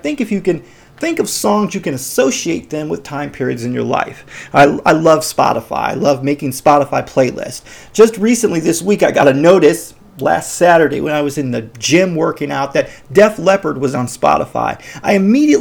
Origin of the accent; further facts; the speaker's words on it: Chicago, Illinois, United States; I'm from Chicago